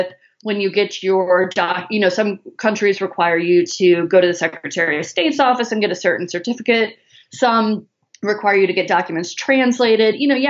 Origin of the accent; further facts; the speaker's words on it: Chicago, Illinois, United States; now in Southern United States; I'm from Chicago. I live in the south